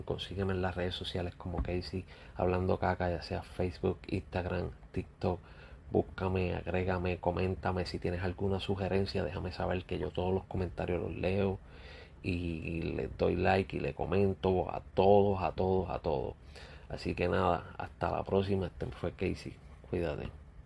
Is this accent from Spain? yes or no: no; Puerto Rico; yo como puertorriqueño